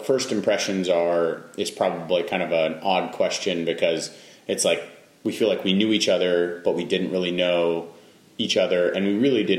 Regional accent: Central Oregon, United States; So we grew up in Central Oregon. I guess I was brought into this world when we lived in Central Oregon.

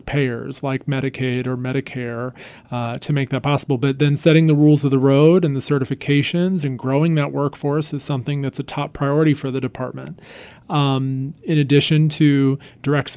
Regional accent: North Carolina, United States; a public servant in my home state

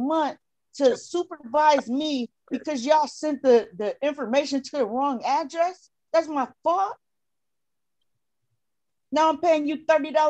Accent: New York, United States; moved away; I'm not from here. I'm from New York State.

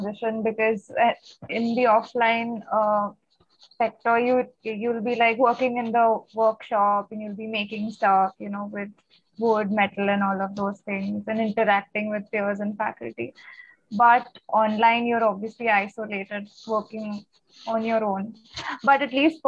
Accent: Kolkata, West Bengal, India; I am from fourth year, RED, and I'm from Calcutta

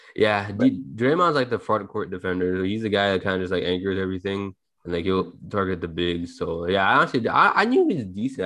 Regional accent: Toronto, Ontario, Canada; we're all from Toronto

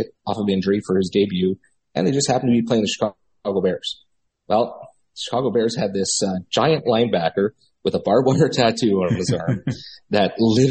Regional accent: Winnipeg, Manitoba, Canada; I'm from Winnipeg, Manitoba, Canada. We're literally the center of the country

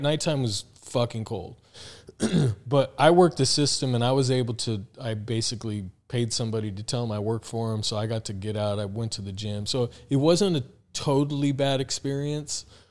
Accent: Tucson, Arizona, United States; also born or lived in Phoenix; came to Phoenix because I'm from Tucson

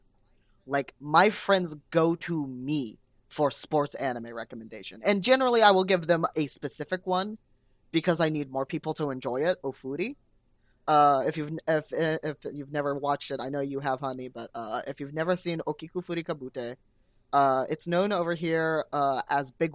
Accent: Cincinnati, Ohio, United States; I grew up in Cincinnati.

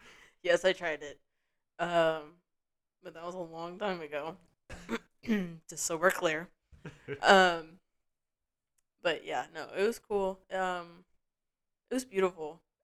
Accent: Florida, United States; being from Florida, or born and raised in Florida

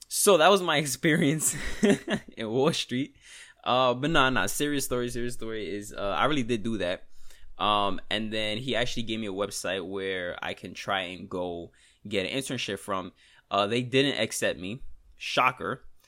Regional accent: New York, United States; accent: New York; We, we in New York

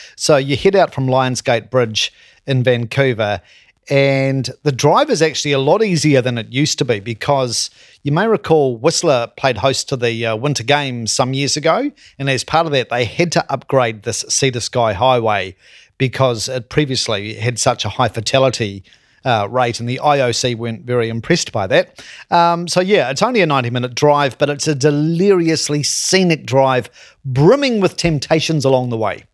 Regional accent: Christchurch, Canterbury, New Zealand; my hometown, Christchurch, the Garden City

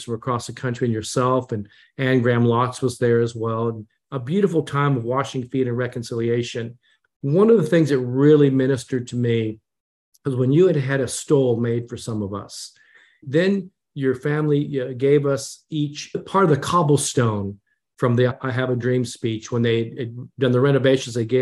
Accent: Japan; when I was born in Japan

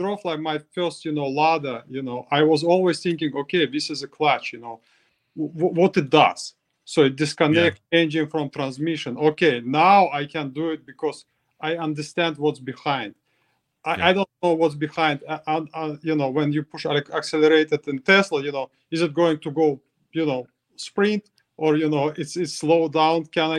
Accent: Russia; English is a second language; you know, I came from Russia, I just give up. You know, when I was in Russia, I just give up

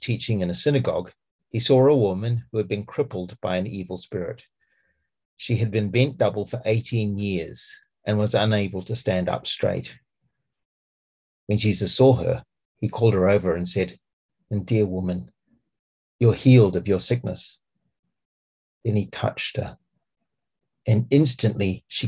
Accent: New Zealand; accent: Kiwi; now in Gloucestershire, United Kingdom; I have a Kiwi accent

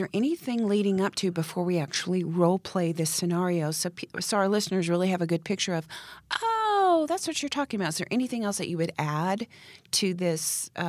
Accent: Italy; born there; also born or lived in Texas / Germany / Montana / Oklahoma; So I was born in Italy. We then moved to Texas, and that's when my dad went to Vietnam.

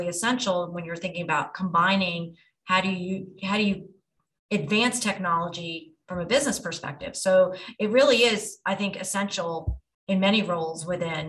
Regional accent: United States; moved away as an adult; also born or lived in New Jersey; now in Atlanta, United States; I'm in Atlanta now, but at the time I grew up in New York and New Jersey

